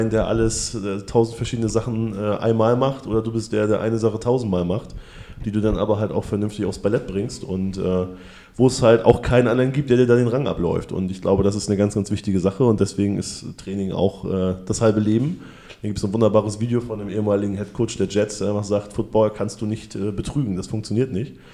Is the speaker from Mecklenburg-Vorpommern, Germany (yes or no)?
yes; Ribnitz-Damgarten, Mecklenburg-Vorpommern, Germany; born there; now in Hamburg, Germany; Ähm, ja, komme original aus äh, Ribnitz Dammgarten geboren, aber bin 97 bereits nach Hamburg gezogen.